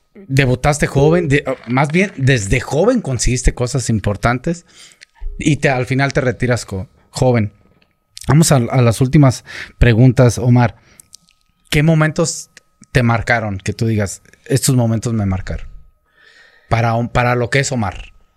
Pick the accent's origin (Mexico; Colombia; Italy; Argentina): Mexico; Michoacán; yo soy michoacano